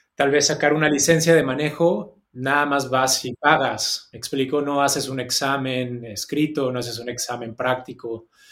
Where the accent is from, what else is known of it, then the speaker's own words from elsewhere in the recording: Mexico City, Mexico; moved away as an adult; also born or lived in Australia; now in Sydney, Australia; yo soy de la Ciudad de México, nací ahí, viví ahí hasta los 24